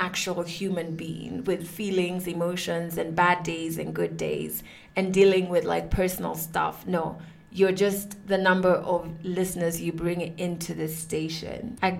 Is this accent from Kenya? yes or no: yes; Kenya; I am a Kenyan woman who has been on radio for the past 9 years.